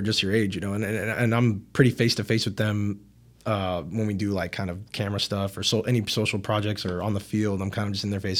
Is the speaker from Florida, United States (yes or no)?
yes; Miami, Florida, United States; I'm from Miami